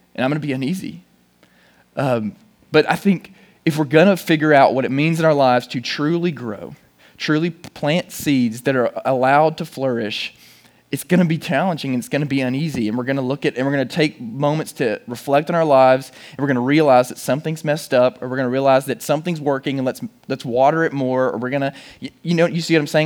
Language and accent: English; Chattanooga, Tennessee, United States; I'm from Chattanooga